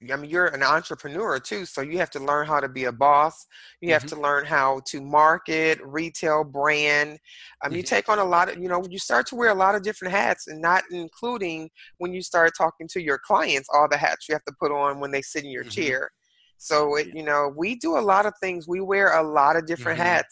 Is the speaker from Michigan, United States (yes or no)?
yes; Detroit, Michigan, United States; now in Dallas, United States; I'm originally from Detroit, Michigan